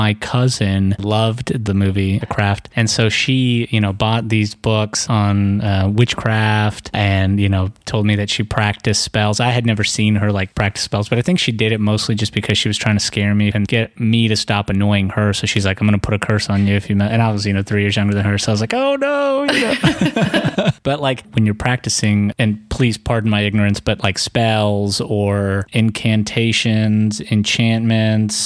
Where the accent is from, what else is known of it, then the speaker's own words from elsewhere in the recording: Atlanta, Georgia, United States; growing up in Atlanta, we're still in the Bible Belt